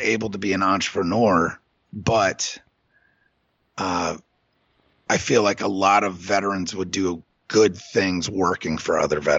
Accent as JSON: {"language": "English", "region": "New York", "country": "United States", "said": "well, I'm from New York. I live in New York and my partner lives in Dayton."}